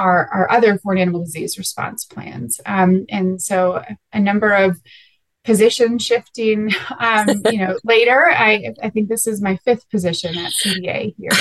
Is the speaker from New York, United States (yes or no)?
no; Minnesota, United States; now in Colorado, United States; I'm actually originally from Minnesota, so not a Colorado native, but I do love it out here in Colorado.